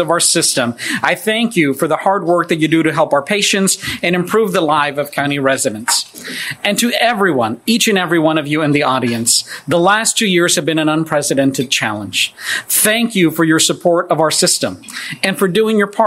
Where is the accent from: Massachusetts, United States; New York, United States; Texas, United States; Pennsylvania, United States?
Texas, United States; I was born and raised in Texas